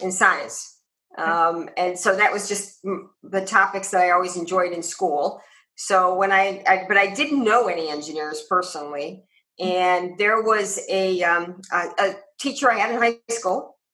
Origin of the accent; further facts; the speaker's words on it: Cleveland, Ohio, United States; now in Arizona, United States; grew up outside of Cleveland